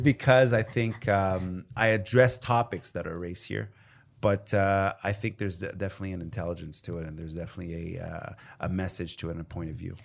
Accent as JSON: {"language": "English", "town": "Montreal", "region": "Quebec", "country": "Canada", "said": "as a Canadian, you know, from Montreal"}